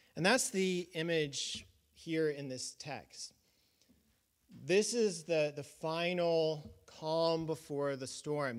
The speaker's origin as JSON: {"language": "English", "region": "Colorado", "country": "United States", "tie": "born or raised there", "said": "when I was a, a child growing up in Colorado"}